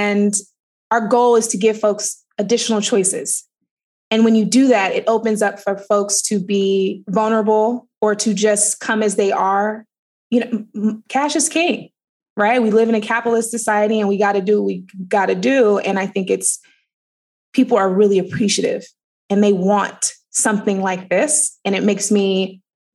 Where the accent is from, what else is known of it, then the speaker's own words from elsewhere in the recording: Oakland, California, United States; I grew up in Oakland, California